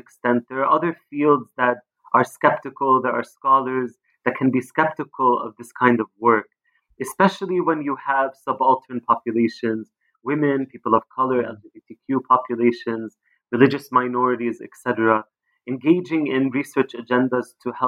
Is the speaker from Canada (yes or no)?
no; Palestine; And I'm also Palestinian. I grew up in Palestine.